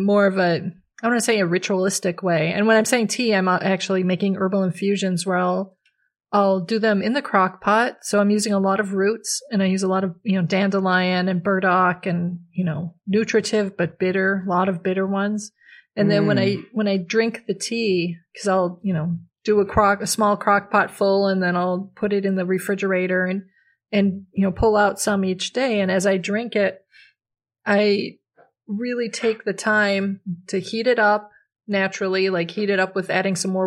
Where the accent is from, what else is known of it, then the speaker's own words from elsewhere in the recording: Minnesota, United States; moved away as an adult; now in Pacific Northwest, United States; I grew up in Minnesota, so it was a very different place